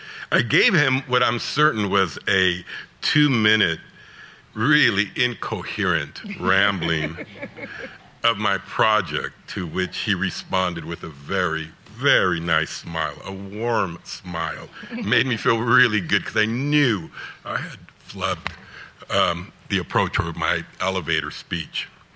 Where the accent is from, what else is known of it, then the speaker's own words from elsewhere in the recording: Los Angeles, California, United States; I was from Los Angeles, and so, again, meeting this titan was just super, super important.